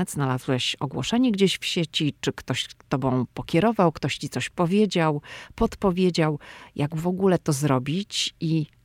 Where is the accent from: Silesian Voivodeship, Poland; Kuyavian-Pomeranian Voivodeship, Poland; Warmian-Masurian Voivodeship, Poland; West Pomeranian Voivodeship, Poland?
West Pomeranian Voivodeship, Poland; Szczecin; ja pochodzę ze Szczecina.